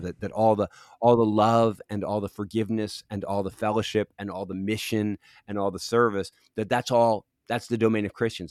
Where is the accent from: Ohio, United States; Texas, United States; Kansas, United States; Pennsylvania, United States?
Pennsylvania, United States; Philadelphia; also born or lived in Los Angeles; now in Cincinnati, United States; I grew up in Philadelphia on the East Coast, and I'm a, I'm so East Coast.